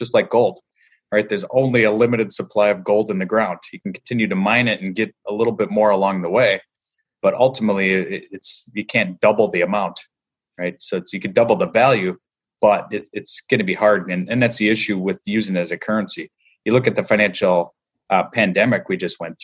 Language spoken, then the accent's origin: English; north of Green Bay, Wisconsin, United States; now in Chicago, United States; I grew up in Wisconsin, so I'm just north of Green Bay